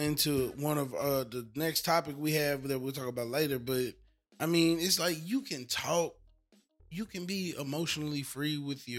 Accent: the South, United States; Well, from the South, I'm from the South. We from the South.

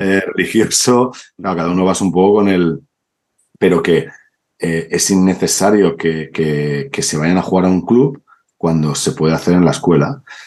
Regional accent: Cornellà de Llobregat, Catalonia, Spain; soy de Cornella.

